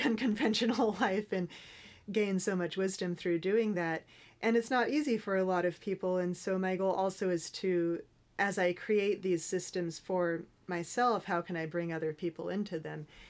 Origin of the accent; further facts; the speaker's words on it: Northern California, United States; I grew up in Northern California